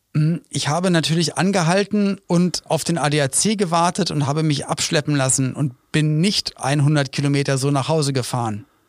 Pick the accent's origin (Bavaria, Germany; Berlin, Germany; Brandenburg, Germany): Berlin, Germany; als Kind in Berlin lebend